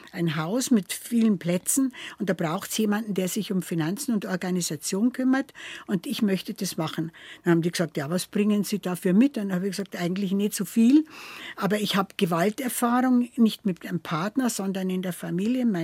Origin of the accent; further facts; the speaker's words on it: Fichtach, Bavaria, Germany; Äh, ich bin 1941 geboren in Fichtach im Bayerischen Wald, also mitten im Bayerischen Wald, ein äh, kleiner Ort, ja